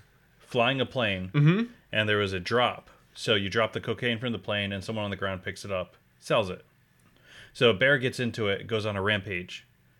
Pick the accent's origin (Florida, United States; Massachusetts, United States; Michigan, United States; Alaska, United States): Massachusetts, United States; Pittsfield; Yeah, she went to Pittsfield High with us. She was 30, I was 15.